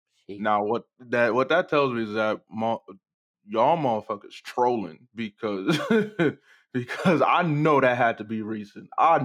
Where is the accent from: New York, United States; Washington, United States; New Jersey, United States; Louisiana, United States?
New Jersey, United States; Newark; in my hometown in Newark, yeah.